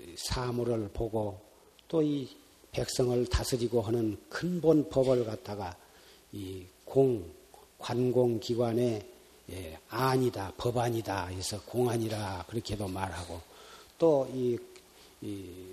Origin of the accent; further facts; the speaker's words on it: South Korea